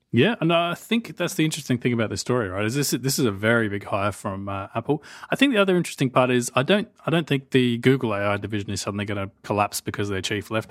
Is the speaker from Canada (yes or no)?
no; Australia; I'm Australian